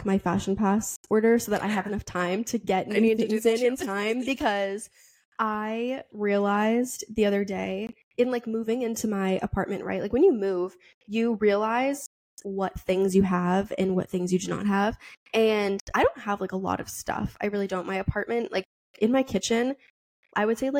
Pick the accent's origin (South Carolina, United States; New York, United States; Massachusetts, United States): Massachusetts, United States; Boston; I'm from Boston